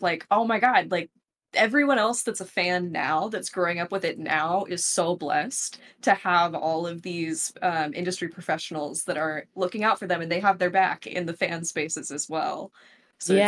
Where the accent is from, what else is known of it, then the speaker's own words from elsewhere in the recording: Oklahoma, United States; I'm very proud to be an Oklahoman